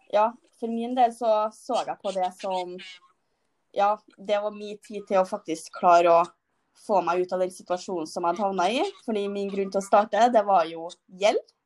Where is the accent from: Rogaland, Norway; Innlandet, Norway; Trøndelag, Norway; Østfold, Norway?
Trøndelag, Norway; Jeg er trønder.